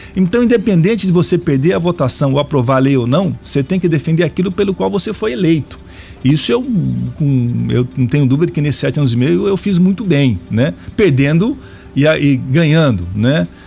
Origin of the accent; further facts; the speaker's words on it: Araraquara, São Paulo, Brazil; now in Cascavel, Brazil; sou de Araraquara